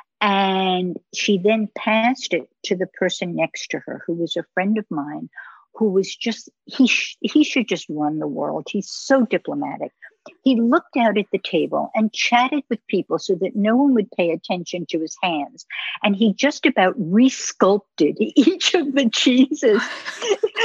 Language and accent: English; United States; moved away; I'm American